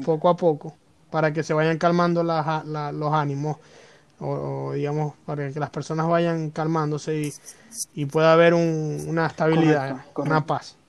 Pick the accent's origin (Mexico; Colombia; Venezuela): Venezuela; nosotros como venezolanos